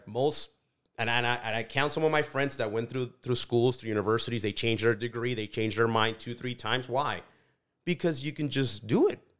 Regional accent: Delano, California, United States; also born or lived in Mexico; growing up in Delano, growing up in agriculture

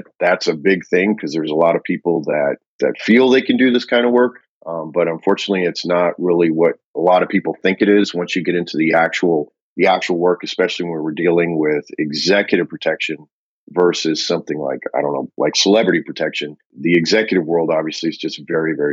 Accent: Austin, Texas, United States; in Austin, my hometown

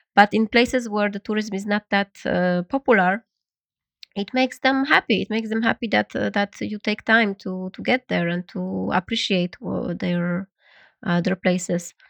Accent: Poland; English is a second language; moved away as an adult; also born or lived in New York / Berlin / Vietnam; now in Paris, France; I'm, I'm Polish. I was born in Poland

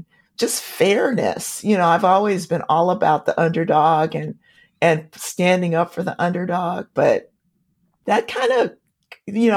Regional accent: Compton, California, United States; also born or lived in Tulsa, Oklahoma; moving to California and growing up in Compton, where both my parents were school teachers

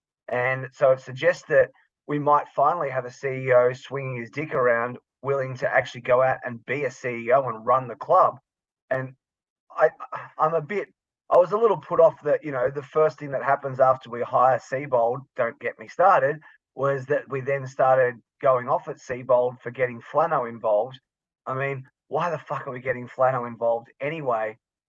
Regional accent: Australia; also born or lived in London, United Kingdom; people just very soon forget that we're Australian because they just can't even hear it anymore. So, you know, I lived in London for a while and I lived in East London, so I was basically a Cockney within a couple of months.

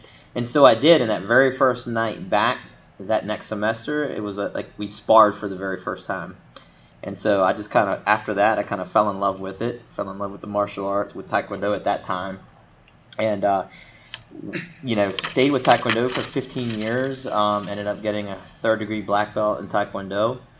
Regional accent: Farnham, Virginia, United States; also born or lived in Raleigh, North Carolina; now in Richmond, United States; So I am born and bred in Virginia. I grew up in the northern neck of Virginia. Really small town called Farnham, Virginia. I always tell people when they ask me where I'm from, it's Farnham.

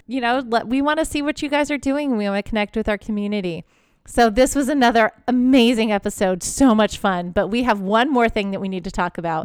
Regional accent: Houston, Texas, United States; I grew up in an area where it's Texas

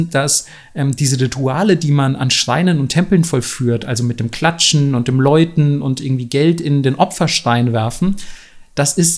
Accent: Southern Germany, Germany; gerade da, wo ich herkomme, so aus Süddeutschland, wo du wirklich merkst, so gefühlt würde sich jeder als Christ betiteln und geht wahrscheinlich sogar ein paar Mal in die Kirche im Jahr und so.

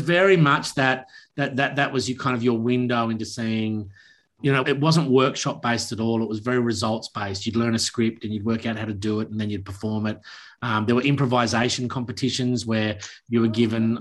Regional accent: Launceston, Tasmania, Australia; also born or lived in Newcastle, New South Wales; I grew up, my formative years from a young kid were in Launceston, Tasmania, up until the end of my schooling

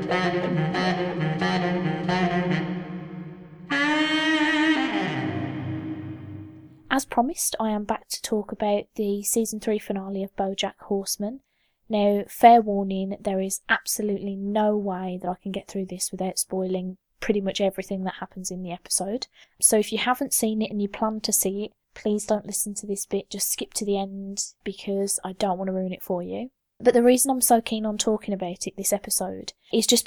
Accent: United Kingdom; I'm British

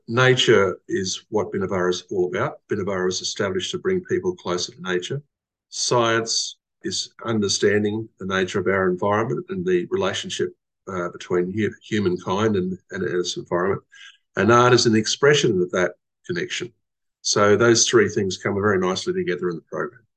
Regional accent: Queensland, Australia; also born or lived in Western Australia; I was away from Queensland, my home state, between 1998 and 2007.

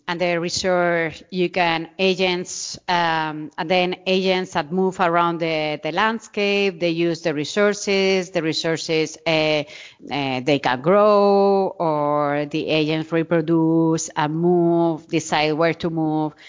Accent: Murcia, Region of Murcia, Spain; English is a second language; moved away as an adult; also born or lived in Arizona, United States / New York City, United States; now in Zaragoza, Spain; I'm from Murcia. This is in the southeast of, uh, of Spain

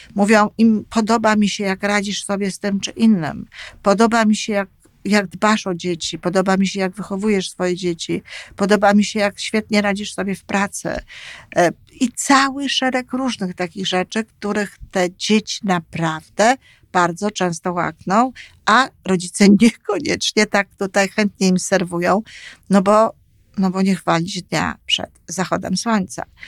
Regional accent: Poland; moved away as an adult; now in Canada; dorastałam, co ogromnie jest ważne, w Polsce i z polskimi opiekunami

